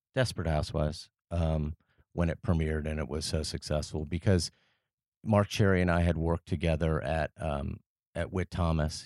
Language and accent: English; Paris, Île-de-France, France; moved away as an adult; I grew up in France, uh, after I was, uh, ten years old.